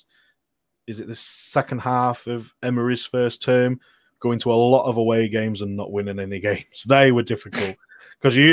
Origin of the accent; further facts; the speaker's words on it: Scunthorpe, Yorkshire and the Humber, United Kingdom; Scunthorpe, mate, North Lincolnshire